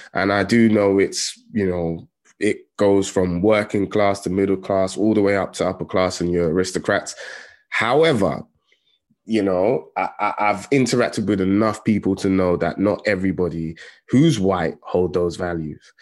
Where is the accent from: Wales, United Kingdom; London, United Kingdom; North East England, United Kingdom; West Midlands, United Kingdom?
London, United Kingdom; I grew up in Tottenham